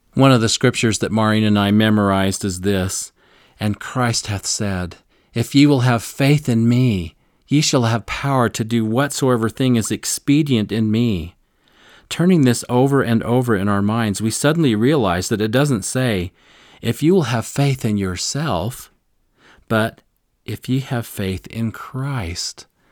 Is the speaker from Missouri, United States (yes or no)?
yes; Missouri, United States; I'm from Missouri, and Missouri is the show me state